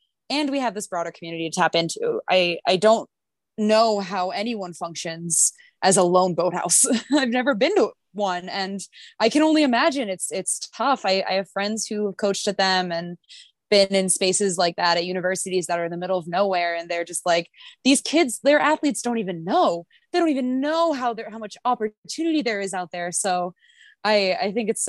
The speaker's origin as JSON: {"language": "English", "town": "Philadelphia", "region": "Pennsylvania", "country": "United States", "said": "I'm from Philadelphia"}